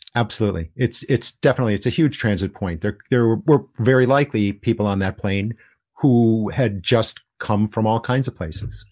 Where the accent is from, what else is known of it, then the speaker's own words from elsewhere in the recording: United States; now in Hiroshima, Japan; as an American in Japan